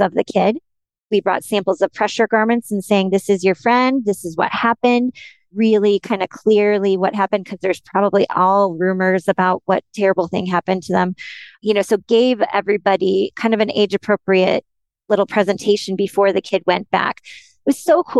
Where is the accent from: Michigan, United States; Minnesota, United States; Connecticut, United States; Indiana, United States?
Minnesota, United States; I'm from Minnesota